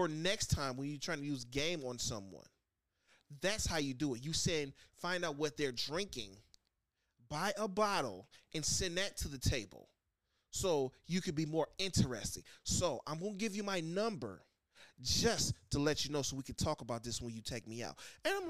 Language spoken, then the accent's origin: English; United States; I'm African descent American. Right. I'm an American first.